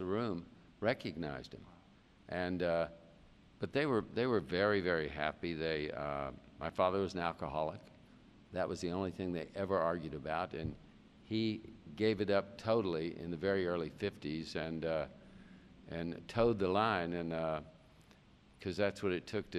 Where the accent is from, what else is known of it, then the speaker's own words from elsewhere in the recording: Gallatin Road / Old Hickory Lake, Tennessee, United States; I grew up on Gallatin Road for a while, and then in 1956, the shank of 56, we moved to the lake